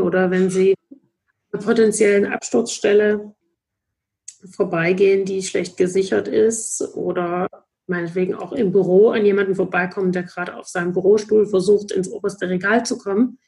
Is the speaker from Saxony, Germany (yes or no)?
yes; Dresden, Saxony, Germany; ich komme auch gebürtig aus Dresden und habe dann hier auch äh, Psychologie studiert